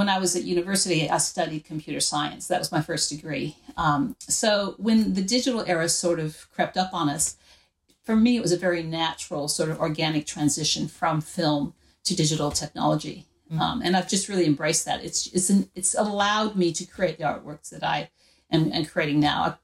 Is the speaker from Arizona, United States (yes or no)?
no; Wyoming, United States; now in Australia; I grew up in Wyoming in the United States.